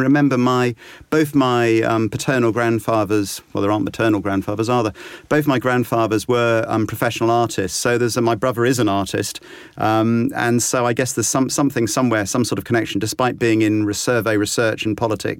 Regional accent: Exeter, South West England, United Kingdom; Or no, I grew up in Devon, in Exeter.

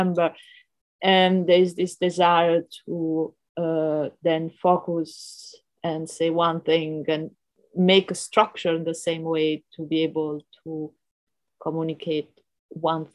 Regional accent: Rome, Lazio, Italy; I grew up in Rome and I had a very free education

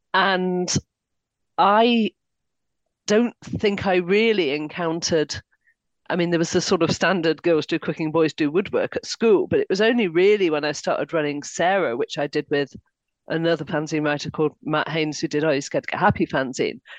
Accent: Harrogate, Yorkshire and the Humber, United Kingdom; I grew up in Harrogate

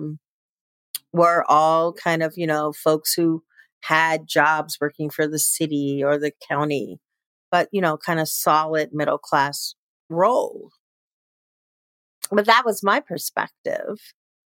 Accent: Chicago, Illinois, United States; moved away; I was born and raised in Chicago, Illinois.

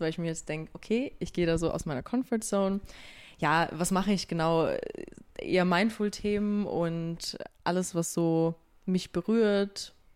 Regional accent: Austria; ich komme aus Österreich

